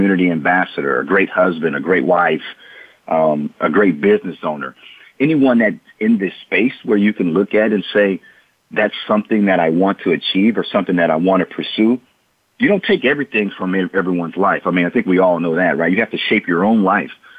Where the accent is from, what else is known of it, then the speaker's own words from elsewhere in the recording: Port Arthur, Texas, United States; growing up in Port Arthur, Texas, I was surrounded by drug abuse, addictions, violence, economic ruins